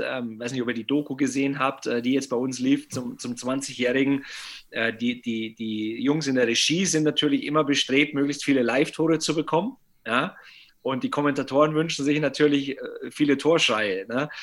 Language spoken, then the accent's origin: German; Bavaria, Germany; Bei uns in Bayern